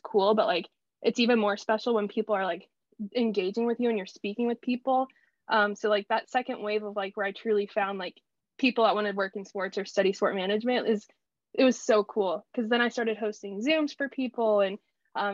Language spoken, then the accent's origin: English; Wichita, Kansas, United States; moved away; I thought I was settling at the time for staying in my hometown, and went to Wichita State